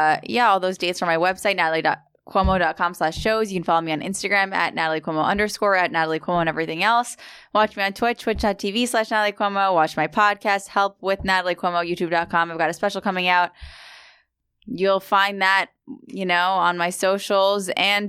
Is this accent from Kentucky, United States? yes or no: no; New York City, New York, United States; I'm from Queens.